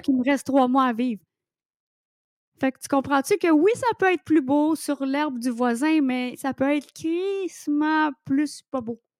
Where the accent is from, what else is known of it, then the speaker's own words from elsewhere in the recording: Quebec, Canada; accent: québécois; je suis québécoise et je parle en québécois dans mon livre